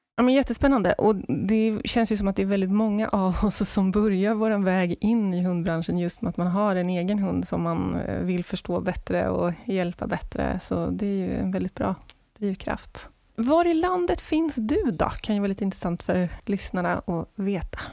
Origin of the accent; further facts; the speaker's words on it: Skövde, Västra Götaland, Sweden; Jag är uppvuxen i Skövde.